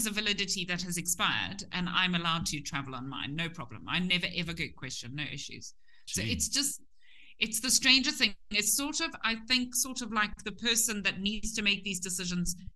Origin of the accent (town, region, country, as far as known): Zimbabwe